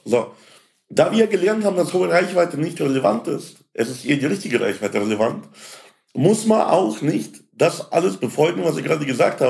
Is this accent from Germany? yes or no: yes; Landshut, Bavaria, Germany; in meiner Heimatstadt in Landshut